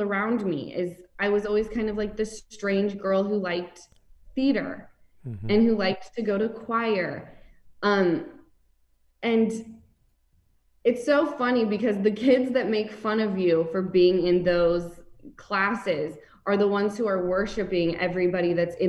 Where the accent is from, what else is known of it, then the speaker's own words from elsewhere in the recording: Salt Lake City, Utah, United States; I grew up in Salt Lake City